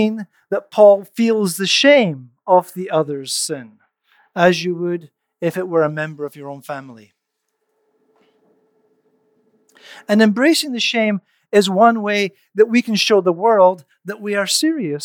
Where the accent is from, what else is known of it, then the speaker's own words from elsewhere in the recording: Canada; as a Canadian